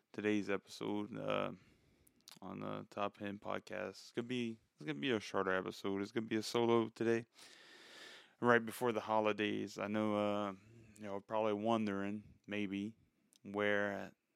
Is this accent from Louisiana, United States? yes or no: yes; South Louisiana, United States; I'm nobody from South Louisiana